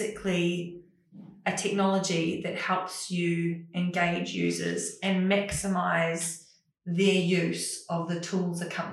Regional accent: New Zealand; I am Kiwi

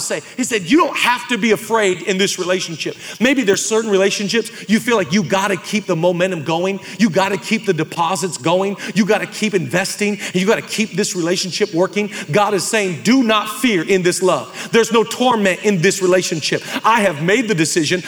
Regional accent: Oak Harbor, Washington, United States; now in Los Angeles, United States; We grew up in Oak Harbor, Washington

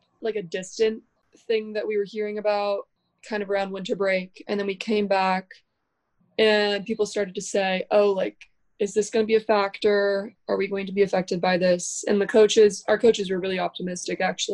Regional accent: Orinda, California, United States; I'm from Orinda, California, which is like 20 minutes away from Berkeley.

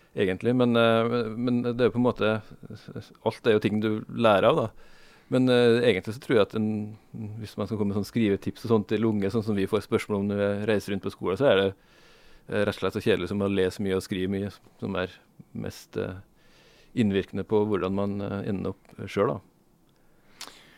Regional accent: Sunndalen, Møre og Romsdal, Norway; hjemstedet mitt er eh, eh, Sunndalen

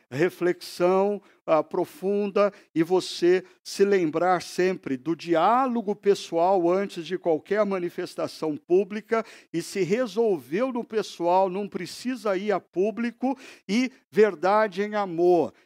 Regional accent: Brazil

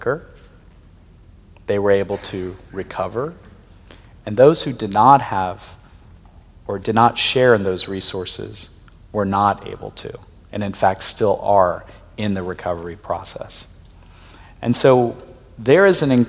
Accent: Pakistan; moved away; I'm originally from Pakistan

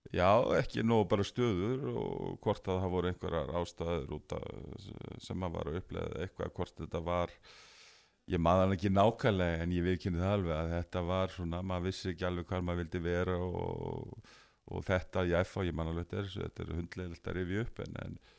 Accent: Garðabær, Capital Region, Iceland; ég hérna eh, ólst upp í Garðabæ

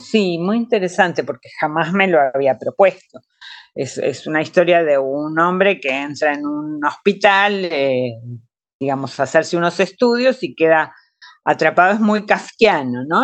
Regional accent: Argentina; Mi país, Argentina, fue un país de acogida

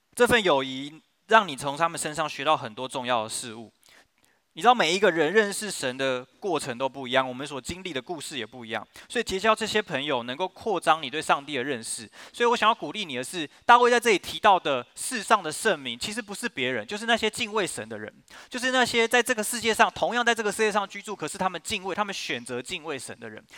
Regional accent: Yimin shopping district, Yizhong Street, Taichung, Taiwan; 我， 我以前在这个地方长大，那是我的教会

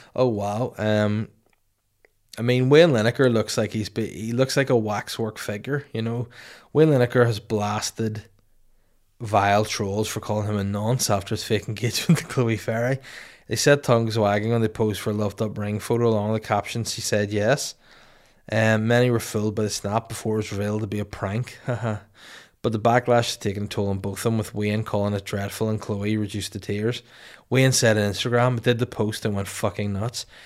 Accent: Holywood, Northern Ireland, United Kingdom; also born or lived in Bangor, Northern Ireland; brewed and canned in Hollywood County Down, my hometown, my original hometown before Bangor

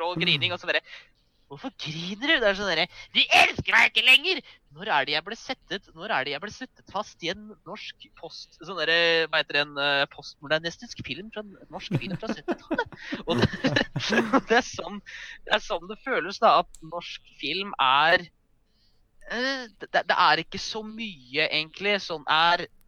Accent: Norway; vi spesifikt som nordmenn

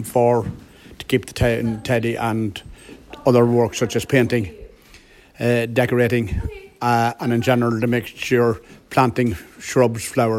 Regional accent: Bundoran, County Donegal, Ireland; I'm from Bundoran here.

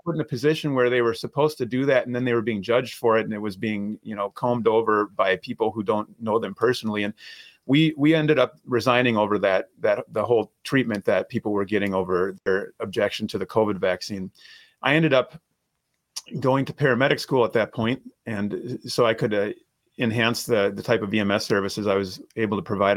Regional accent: Minnesota, United States; I, I, was born and raised in Minnesota. I, I live and practice here now

